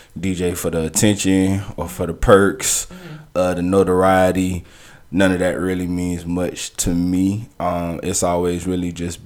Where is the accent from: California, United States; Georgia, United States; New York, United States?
Georgia, United States; Savannah; I'm from Savannah